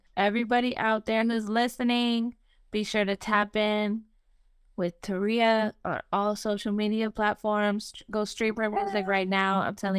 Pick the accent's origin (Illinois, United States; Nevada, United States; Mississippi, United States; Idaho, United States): Nevada, United States; Las Vegas; Well, I'm from Las Vegas and Amanda's from Chicago.